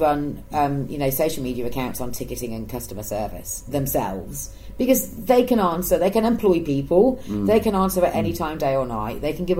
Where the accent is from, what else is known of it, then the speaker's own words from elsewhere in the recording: Yorkshire and the Humber, United Kingdom; moved away; Between Wakefield and Leeds. I've lived down here like a shitload longer than I ever lived